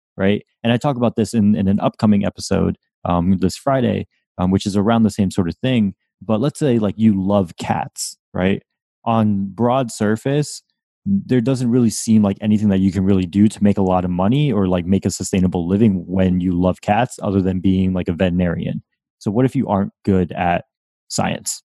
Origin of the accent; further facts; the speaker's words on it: Windsor, Connecticut, United States; now in Florida, United States; I grew up in Windsor, Connecticut